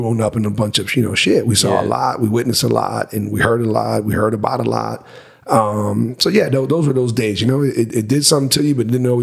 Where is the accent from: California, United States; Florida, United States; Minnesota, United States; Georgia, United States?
Florida, United States; Miami; born and raised in Miami, without a doubt, but the southern region